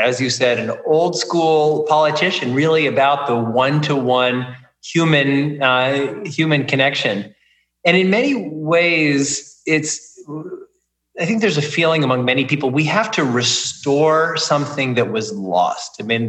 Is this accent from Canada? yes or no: no; Kansas City, Missouri, United States; I mean, I'm from Kansas City. I certainly know the Midwest pretty well.